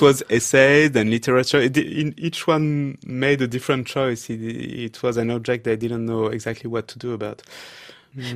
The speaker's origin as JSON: {"language": "English", "town": "Paris", "region": "Île-de-France", "country": "France", "tie": "born or raised there", "said": "I had been growing up in Paris in a very leftist environment."}